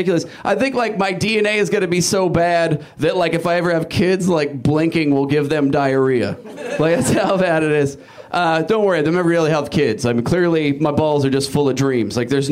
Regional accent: Portland, Oregon, United States; I'm from Portland

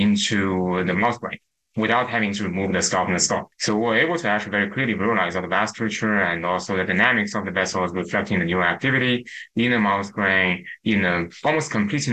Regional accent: China; moved away as an adult; now in United States; I grew up in China, but I came to the United States to pursue my PhD at Stanford University.

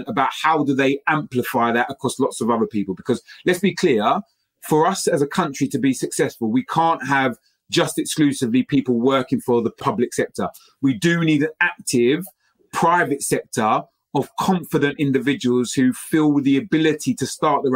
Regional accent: London, United Kingdom; growing up in East London, in Stratford

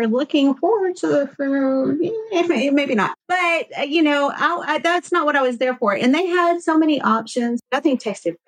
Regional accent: Cajun, Louisiana, United States; we are Cajun

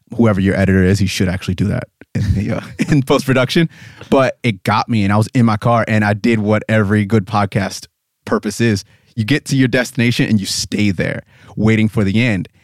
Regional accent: United States; also born or lived in Pennsylvania; I'm obviously American

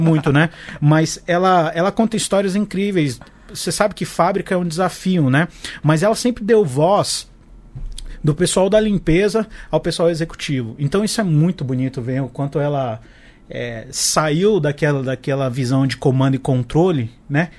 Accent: Brasília, Federal District, Brazil; eu sou de Brasília

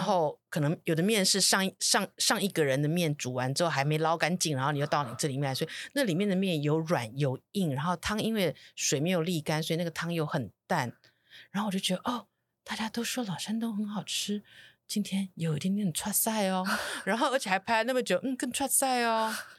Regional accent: Taiwan; 我们台湾人的台湾菜

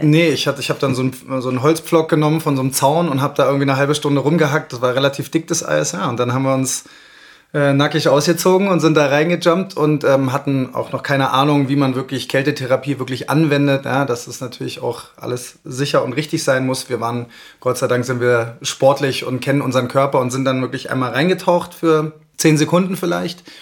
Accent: Berlin, Germany; moved away as an adult; now in Garmisch-Partenkirchen, Germany; bin aus Berlin, aus der großen Stadt hier eingetaucht in die Kleinstadt

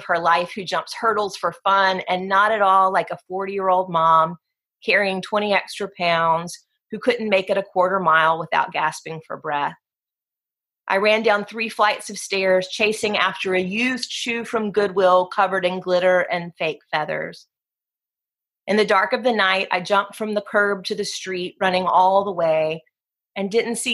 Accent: Gulf Coast of Alabama, United States; moved away as an adult; also born or lived in Virginia; now in New Orleans, United States; Growing up on the Gulf Coast of Alabama and then raising my family in New Orleans

